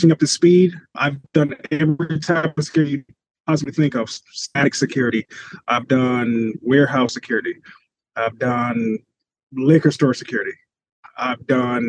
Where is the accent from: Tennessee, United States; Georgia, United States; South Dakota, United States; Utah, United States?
Georgia, United States; Atlanta; also born or lived in Long Island, New York / Broward County, Florida; originally, I'm from Long Island, New York. Grew up there until I was 9. Moved to Atlanta, Georgia. And I've been here ever since